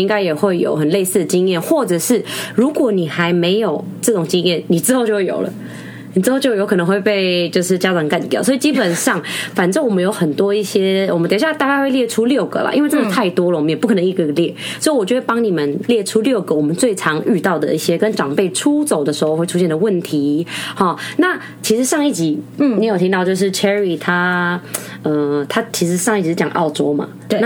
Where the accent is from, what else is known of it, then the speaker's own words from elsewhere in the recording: Philippines; 哎，我是菲律宾人，不要笑。